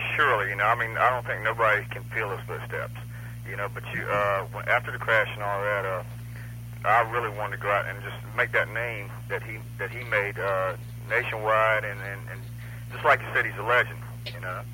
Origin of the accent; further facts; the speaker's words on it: Jacksonville, Florida, United States; we're from Jacksonville, Florida